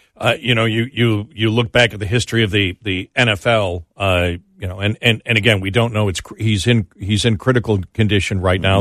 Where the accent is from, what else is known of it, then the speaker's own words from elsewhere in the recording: Buffalo, New York, United States; I'm from Buffalo and a fan